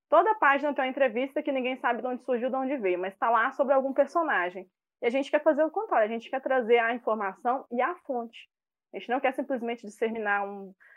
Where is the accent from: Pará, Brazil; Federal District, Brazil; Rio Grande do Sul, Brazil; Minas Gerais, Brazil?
Minas Gerais, Brazil; Betim; accent: Minas; Minas Gerais, especificamente Betim